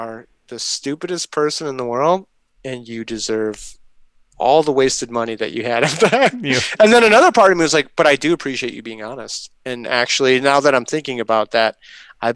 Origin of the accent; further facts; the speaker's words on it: Chicago, Illinois, United States; I'm from Chicago